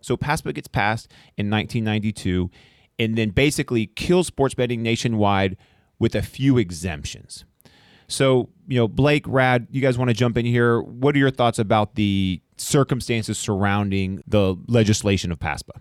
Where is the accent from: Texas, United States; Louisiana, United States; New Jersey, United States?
Texas, United States; Arlington; I grew up in Arlington